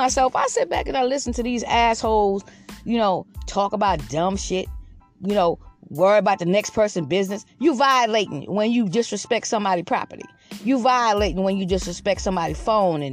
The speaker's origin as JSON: {"language": "English", "town": "Georgetown", "region": "South Carolina", "country": "United States", "also_born_or_lived": "Lexington County, South Carolina", "moved": "as an adult", "lives_now": "Red Bank, United States", "said": "I'm from Georgetown, South Carolina, but I have lived here for like 29 years"}